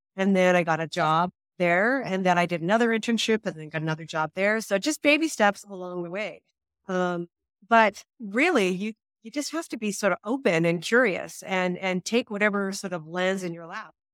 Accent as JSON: {"language": "English", "region": "Saskatchewan", "country": "Canada", "moved": "yes", "lives_now": "Calgary, Canada", "said": "I'm from Saskatchewan"}